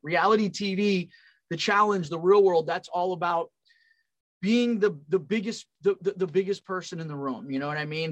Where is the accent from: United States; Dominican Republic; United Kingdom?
United States; California; moved away as an adult; also born or lived in Long Island, New York / Pennsylvania; I'm from California